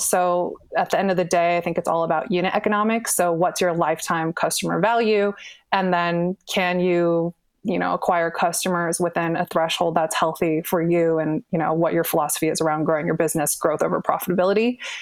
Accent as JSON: {"language": "English", "area": "Bay Area", "region": "California", "country": "United States", "tie": "born or raised there", "said": "I'm born and raised in the Bay Area"}